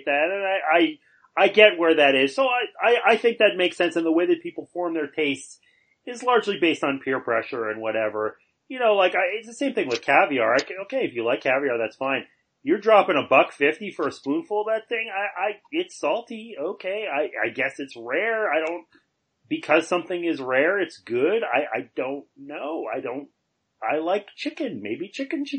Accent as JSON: {"language": "English", "town": "Montreal", "region": "Quebec", "country": "Canada", "tie": "born or raised there", "moved": "yes", "said": "my hometown"}